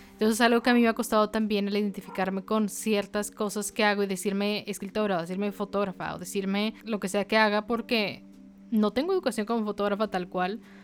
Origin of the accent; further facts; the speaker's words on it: Monterrey, Nuevo León, Mexico; de donde yo soy, no muy orgullosa Monterrey en estos momentos, pero en Monterrey, le digo, la vida es muy rápida